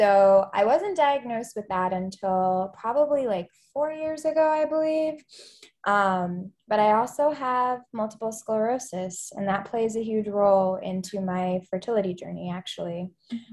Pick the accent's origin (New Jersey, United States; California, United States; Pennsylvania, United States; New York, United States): Pennsylvania, United States; Philadelphia; now in Atlanta, United States; I go by she, her pronouns. I'm based here in Atlanta, Georgia. I'm originally from Philadelphia area. We moved around a lot in Pennsylvania, but I just kind of claim Philly since that's the longest I lived anywhere